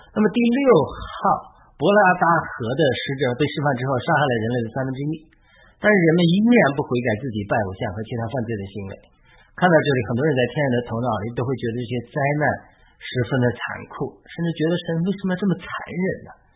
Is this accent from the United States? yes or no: no; China; 我在中国长大